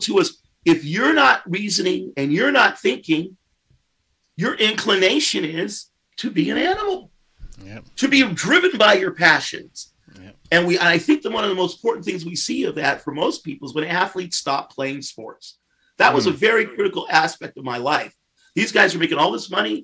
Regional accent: United States; I'm from America

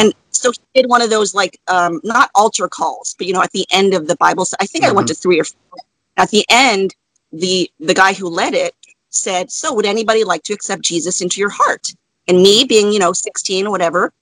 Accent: Florida, United States; also born or lived in Saigon, Vietnam; I grew up in Florida near the about 10-15 minutes from the beach

